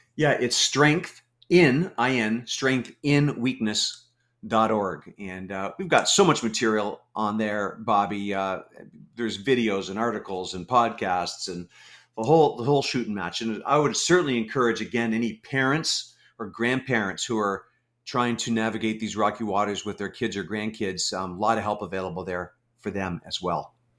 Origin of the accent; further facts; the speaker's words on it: Canada; I'm a Canadian. Uh, lived in Canada my whole life.